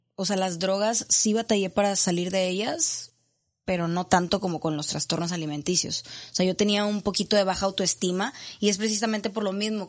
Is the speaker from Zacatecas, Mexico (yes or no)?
no; Monterrey, Nuevo León, Mexico; yo soy de aquí de Monterrey